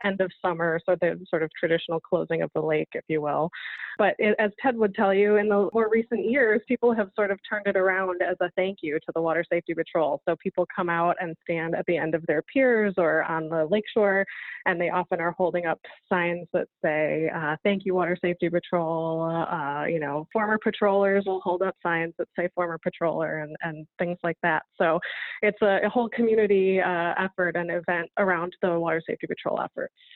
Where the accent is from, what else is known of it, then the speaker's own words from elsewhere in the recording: Lake Geneva, Wisconsin, United States; I was born and raised here, uh, so it is my hometown